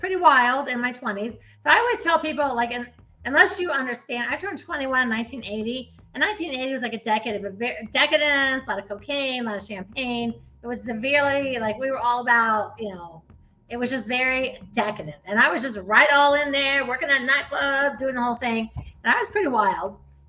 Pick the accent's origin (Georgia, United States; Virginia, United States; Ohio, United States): Ohio, United States; I was raised in Ohio and in the Midwest